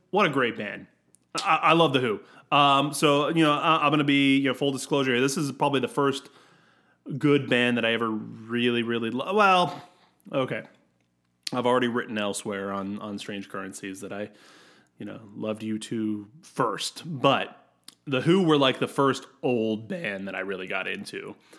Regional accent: United States; I'm American

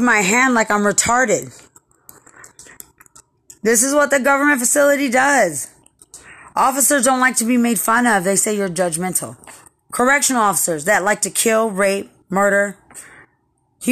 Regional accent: Lubbock, Texas, United States; I'm from Lubbock

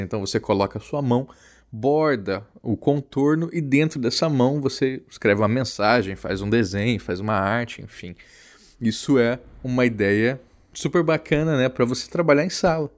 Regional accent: Campo Grande, Mato Grosso do Sul, Brazil; na minha cidade natal, Campo Grande

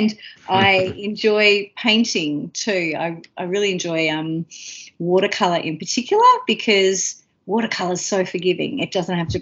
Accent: Melbourne, Victoria, Australia; moved away as an adult; also born or lived in London / Queensland / Thursday Island / Gympie; now in Nanjing, China; I'm originally from Melbourne

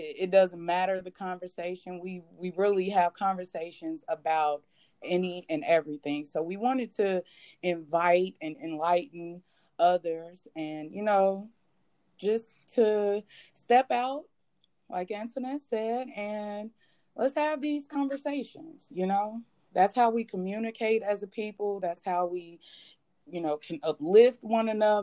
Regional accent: Chicago, Illinois, United States; now in Texas, United States; I am originally from Chicago, Illinois. I am currently here in Texas.

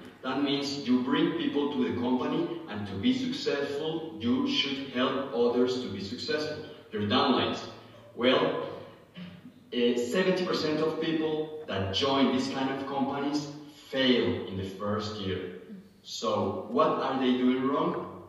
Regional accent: Colombia; I'm from Colombia

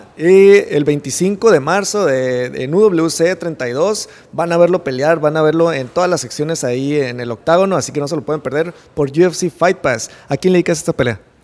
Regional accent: Mexico; aquí en México eh, somos un país, creo yo, muy noble

